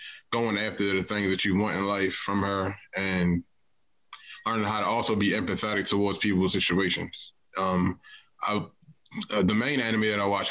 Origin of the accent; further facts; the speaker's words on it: Baltimore, Maryland, United States; East Baltimore